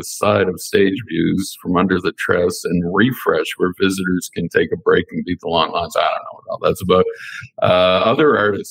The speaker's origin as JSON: {"language": "English", "town": "Darwin", "region": "Northern Territory", "country": "Australia", "tie": "born or raised there", "said": "I certainly wish I had that growing up in Darwin when I was a kid, to know that anything is possible if you believe in yourself."}